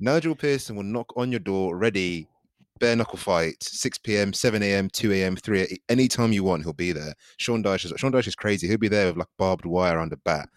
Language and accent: English; Nigeria; as a Nigerian